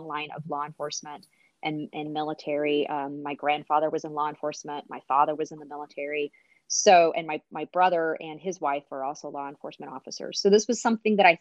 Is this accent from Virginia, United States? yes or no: no; Missouri, United States; moved away as an adult; also born or lived in Texas; where we grew up in Missouri